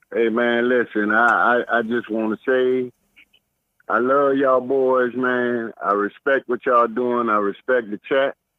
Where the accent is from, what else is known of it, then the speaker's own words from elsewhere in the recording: Miami, Florida, United States; am born and raised in Miami Dade